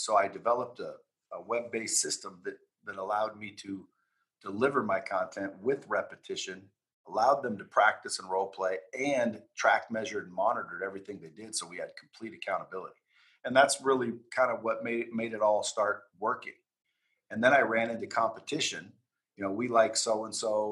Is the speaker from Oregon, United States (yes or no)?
yes; Oregon, United States; I grew up in Oregon, small town in Oregon